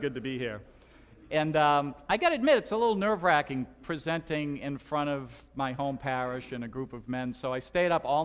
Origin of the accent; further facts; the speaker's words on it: Boston, Massachusetts, United States; accent: Boston; moved away as an adult; I'm originally from Boston